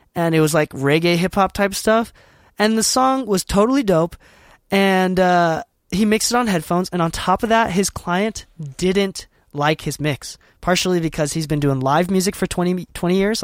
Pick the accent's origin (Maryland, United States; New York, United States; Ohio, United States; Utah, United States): Utah, United States; I'm from Utah, currently based in Utah.